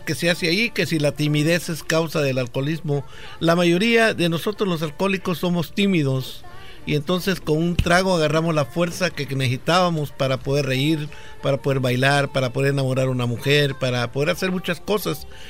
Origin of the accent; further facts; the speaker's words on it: El Salvador; moved away; Allá en mi país, El Salvador